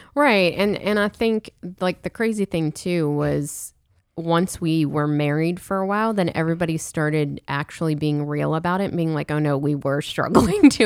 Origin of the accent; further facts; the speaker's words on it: Pittsburgh, Pennsylvania, United States; also born or lived in Steubenville, Ohio; now in Louisiana, United States; I'm from Pittsburgh